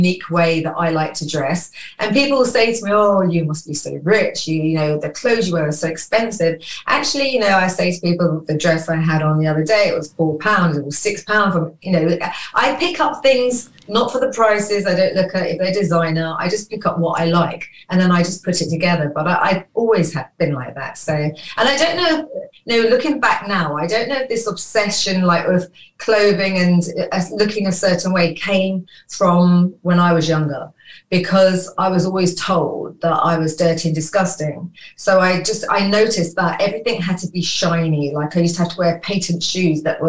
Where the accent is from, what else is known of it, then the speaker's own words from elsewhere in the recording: London, United Kingdom; I was born in London, in Falmouth.